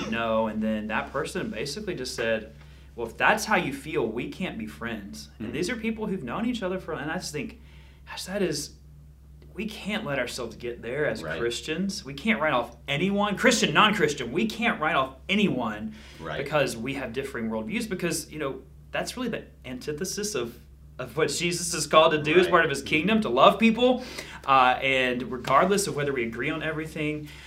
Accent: Georgia, United States; now in Niceville, United States; I'm from Georgia.

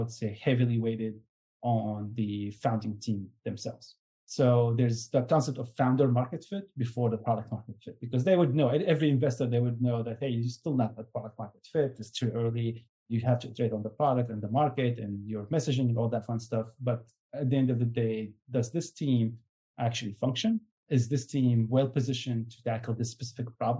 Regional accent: Syria; I'm from Syria

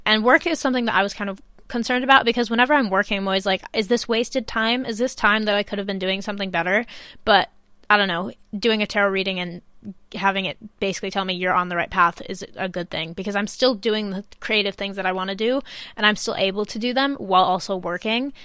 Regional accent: Chicago, Illinois, United States; now in England, United Kingdom; when I go back to Chicago, because I do go back every once in a while

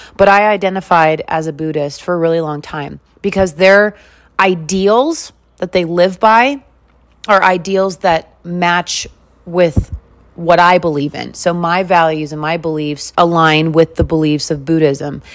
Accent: West Coast, United States; also born or lived in Wisconsin / Las Vegas, Nevada; now in Salt Lake City, United States; I grew up on the West Coast

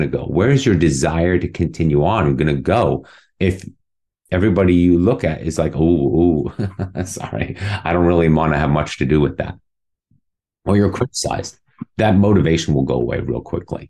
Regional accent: Munich, Bavaria, Germany; also born or lived in New York City, United States; now in Dallas, United States; It was in Munich, my hometown, and where I did all my swimming growing up

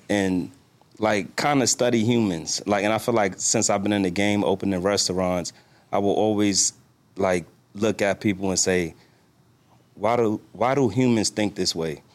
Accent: New York, United States; now in Washington, D.C., United States; I'm from New York, live in D C

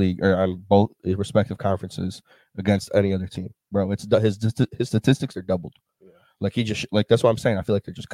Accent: Belvidere, Illinois, United States; moved away as an adult; it's like my hometown

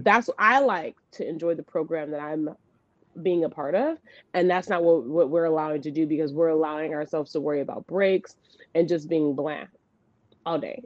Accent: the South, United States; I'm from the South

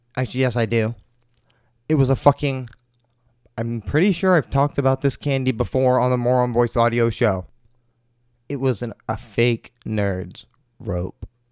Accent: Maine, United States; my home state of Maine

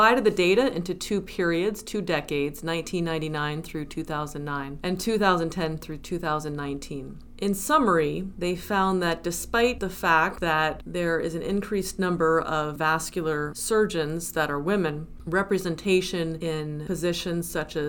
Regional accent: New Jersey, United States; now in New Haven, United States; I am originally from New Jersey

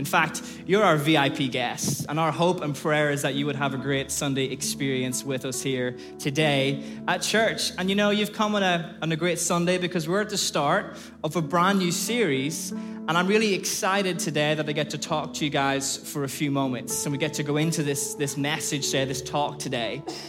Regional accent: Ireland; moved away as an adult; now in Liverpool, United Kingdom; I came from Ireland over to Liverpool and I did this really random degree called Outdoor Education.

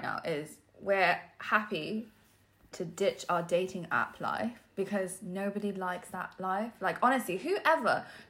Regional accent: London, United Kingdom; accent: posh; We're from London, by the way, just FYI.

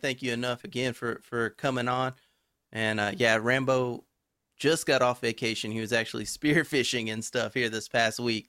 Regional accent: Texas, United States; I'm from Texas.

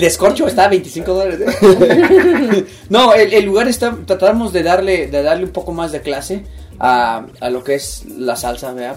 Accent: Mexico City, Mexico; now in Utah, United States; soy de la Ciudad de México, a ah, radico ahora en, Utah

